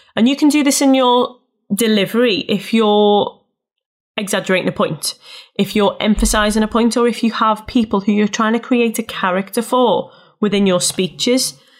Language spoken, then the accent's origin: English; Liverpool, North West England, United Kingdom; I'm from Liverpool and I'm a Scouser.